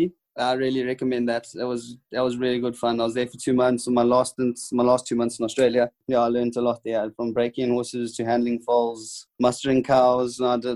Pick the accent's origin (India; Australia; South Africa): South Africa; I'm a South African.